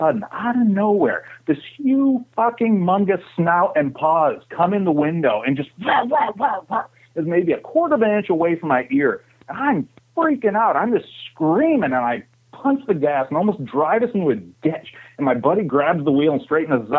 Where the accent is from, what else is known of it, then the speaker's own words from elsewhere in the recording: Saginaw, Michigan, United States; Where I grew up in Saginaw, I'd say Dow Chemical was maybe another 10 miles away